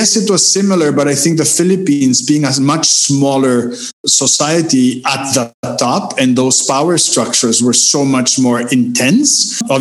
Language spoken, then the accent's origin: English; Mexico; I grew up in Mexico as well.